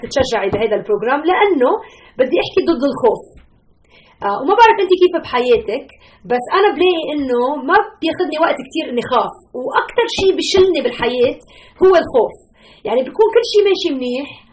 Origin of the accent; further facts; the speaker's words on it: Lebanon; now in Chicago, United States; انا لبنانيه